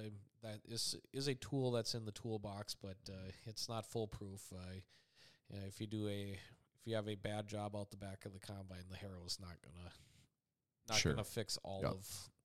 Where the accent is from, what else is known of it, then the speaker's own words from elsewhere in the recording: North Dakota, United States; For the area I grew up at in Dickey County, North Dakota, for early 2000s, guys were really trying to get into minimum till situations